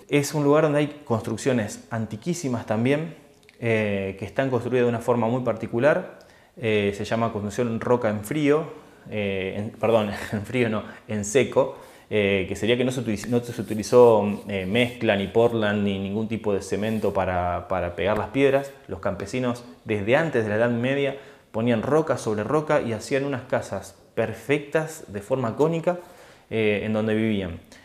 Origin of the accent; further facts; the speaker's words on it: Argentina; moved away as an adult; now in Italy; cuando logré irme de Argentina y estuve un tiempo fuera de mi país